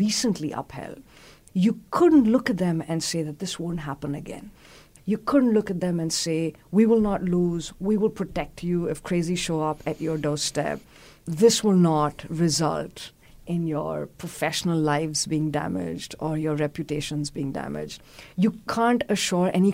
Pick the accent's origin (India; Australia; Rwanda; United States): India; Delhi; I'm from Delhi, the state